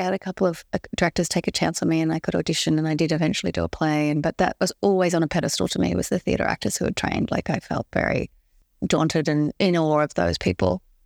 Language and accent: English; Sydney, New South Wales, Australia; I grew up in Balmain in a, in a city suburb in Sydney